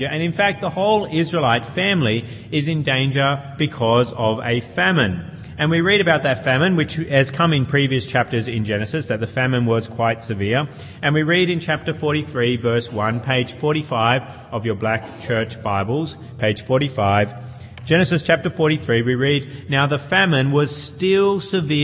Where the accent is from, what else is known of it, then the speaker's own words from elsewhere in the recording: New South Wales, Australia; also born or lived in Queensland; when I was 5, 6 years of age, we moved from Queensland, where I was born, to New South Wales. And I went to a new school